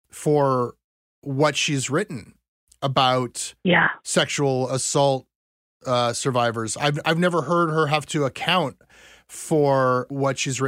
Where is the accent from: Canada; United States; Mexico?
Canada; Ontario; we Anglos in Ontario